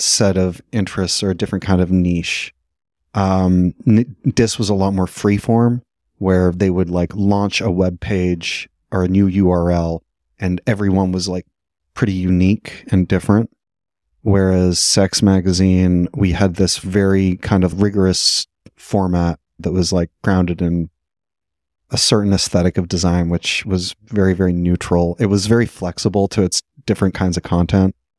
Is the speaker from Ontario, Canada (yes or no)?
no; Vancouver, British Columbia, Canada; I'm from Vancouver